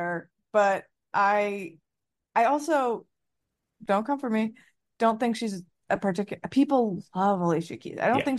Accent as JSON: {"language": "English", "town": "Potomac", "region": "Maryland", "country": "United States", "tie": "born or raised there", "said": "we grew up in Potomac and went to high school with none other than Taylor Momsen."}